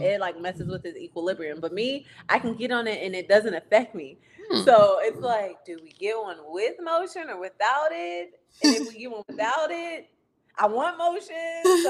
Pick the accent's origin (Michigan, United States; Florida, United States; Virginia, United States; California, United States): Virginia, United States; where are you from? I'm like, Virginia.